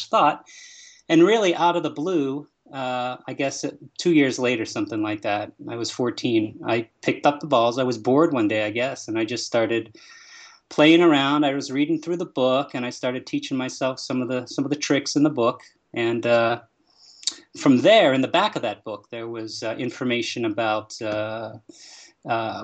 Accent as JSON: {"language": "English", "town": "Pittsburgh", "region": "Pennsylvania", "country": "United States", "tie": "born or raised there", "said": "I grew up in Pittsburgh, Pennsylvania"}